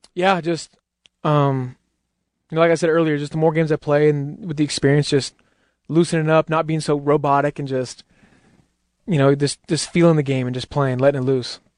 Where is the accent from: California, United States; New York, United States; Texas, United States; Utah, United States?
Utah, United States; I'm from Utah